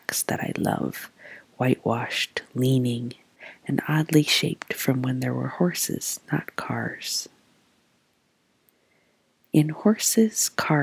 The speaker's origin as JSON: {"language": "English", "town": "Trabuco Canyon", "region": "California", "country": "United States", "tie": "born or raised there", "also_born_or_lived": "Omaha area, Nebraska", "moved": "yes", "lives_now": "Omaha, United States", "said": "my childhood Orange County"}